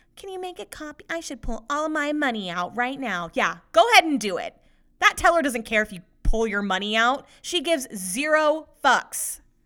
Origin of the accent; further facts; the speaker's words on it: Sacramento, California, United States; I was born and raised in the Sacramento area